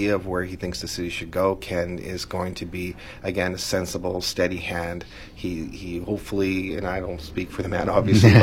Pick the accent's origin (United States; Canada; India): Canada; British Columbia; as British Columbians